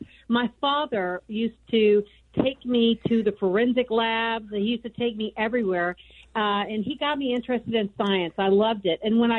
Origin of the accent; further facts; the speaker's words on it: Houston, Texas, United States; now in Phoenix, United States; I'm originally from Houston, Texas, but I've been living in Phoenix for the last 25 years